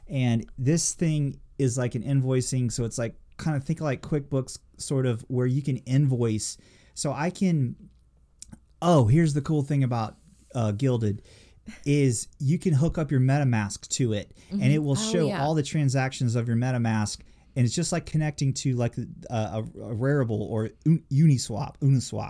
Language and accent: English; New Orleans, Louisiana, United States; I was born in New Orleans